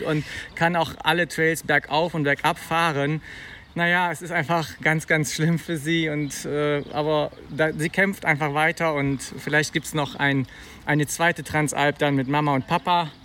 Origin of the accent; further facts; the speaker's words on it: Bonn, North Rhine-Westphalia, Germany; also born or lived in Eifel; wir kommen aus Bonn